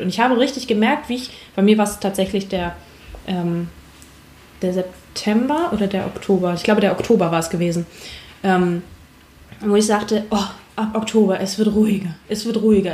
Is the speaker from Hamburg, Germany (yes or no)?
yes; Hamburg, Germany; ich komme ursprünglich aus Hamburg